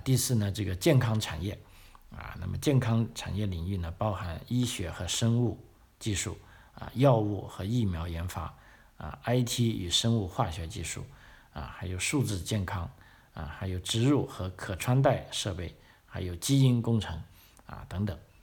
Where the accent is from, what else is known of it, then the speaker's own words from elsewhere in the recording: China; 因为就从我们中国人的这个，呃，尤其是知识分子这个传统的观点来说啊